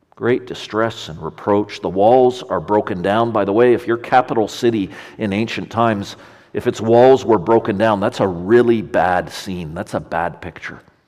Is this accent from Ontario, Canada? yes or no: yes; Ontario, Canada; in Ontario, where I'm from